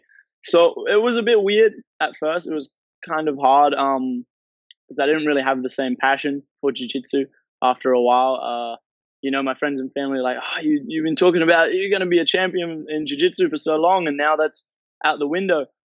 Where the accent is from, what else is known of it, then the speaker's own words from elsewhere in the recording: Townsville, Queensland, Australia; also born or lived in Brisbane; I grew up in Townsville, actually. Moved to Brisbane when I was pretty young.